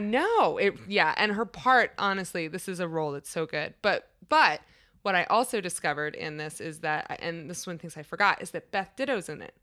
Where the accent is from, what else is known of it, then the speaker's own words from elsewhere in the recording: Washington, District of Columbia, United States; I'm from, like, the D C area